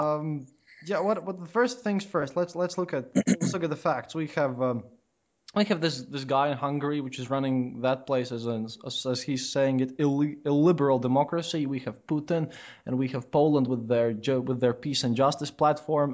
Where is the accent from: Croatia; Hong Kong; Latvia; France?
Latvia; I, I come from Latvia